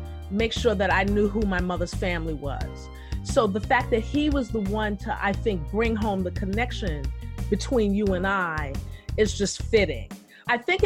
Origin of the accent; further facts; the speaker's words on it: New York City, New York, United States; now in New Jersey, United States; I am always a Brooklyn, and will always be a Brooklyn girl